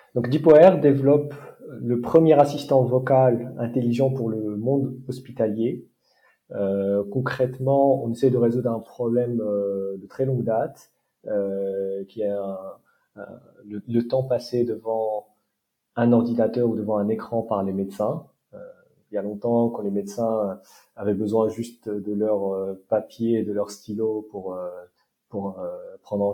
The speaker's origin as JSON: {"language": "French", "country": "Morocco", "tie": "born or raised there", "also_born_or_lived": "France / United States", "moved": "as an adult", "said": "j'ai grandi au Maroc"}